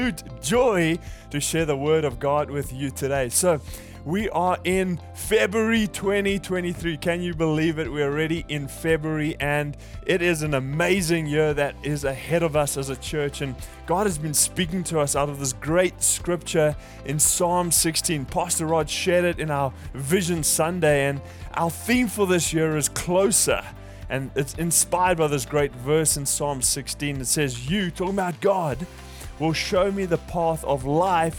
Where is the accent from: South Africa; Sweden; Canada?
South Africa; moved away; I'm from South Africa